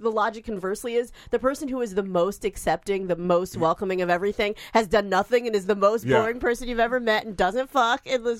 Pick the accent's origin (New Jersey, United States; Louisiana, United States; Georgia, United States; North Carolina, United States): North Carolina, United States; moved away; my home state, North Carolina